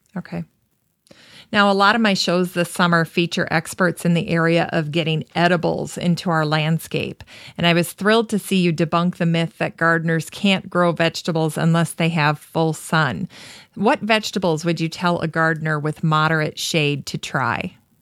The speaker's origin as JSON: {"language": "English", "region": "Minnesota", "country": "United States", "said": "we're from Minnesota"}